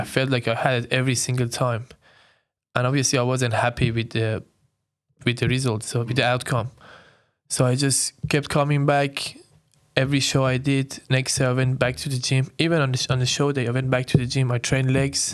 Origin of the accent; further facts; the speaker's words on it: Iran; moved away as an adult; now in Sydney, Australia; I'm, I'm born and raised in Iran. I came to Australia when I was nineteen